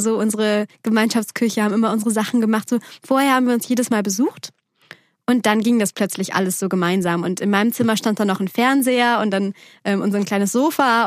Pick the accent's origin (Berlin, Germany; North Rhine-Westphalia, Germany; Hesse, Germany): North Rhine-Westphalia, Germany; Bergisches Land, near Cologne; moved away; Bergischen Land, so, so nennt man